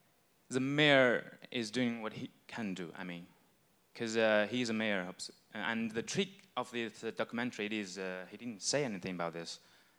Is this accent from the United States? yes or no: no; China; I come from China